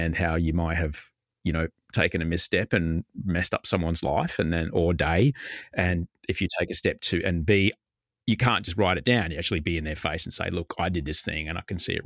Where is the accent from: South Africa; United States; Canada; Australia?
Australia; Brisbane, Queensland; growing up in Brisbane